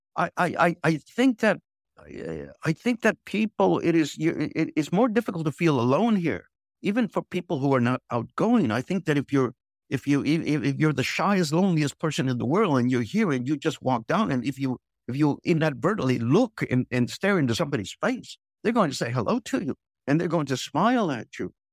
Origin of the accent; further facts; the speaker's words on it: United States; moved away as an adult; now in Hanoi, Vietnam; being an American